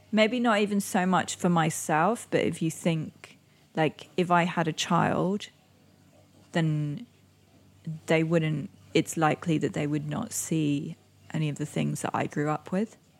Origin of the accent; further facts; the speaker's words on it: Indonesia; also born or lived in Singapore; now in London, United Kingdom; I grew up in Indonesia